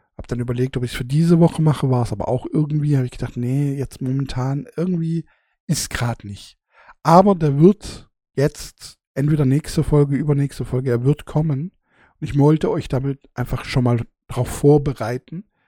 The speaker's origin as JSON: {"language": "German", "country": "Germany", "also_born_or_lived": "southern Germany", "said": "bei uns in Deutschland"}